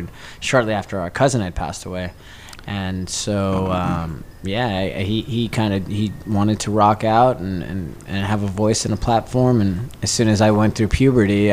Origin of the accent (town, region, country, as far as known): Las Vegas, Nevada, United States; born or raised there